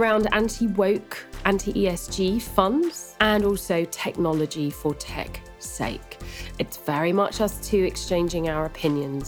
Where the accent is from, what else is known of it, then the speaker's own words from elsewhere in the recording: United Kingdom; I'm British